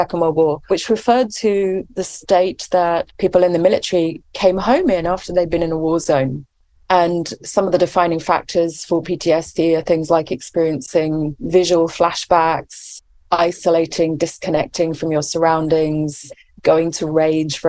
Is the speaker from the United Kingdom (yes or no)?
yes; England, United Kingdom; accent: English; moved away as an adult; now in California, United States; as you can probably tell from my accent, I'm English.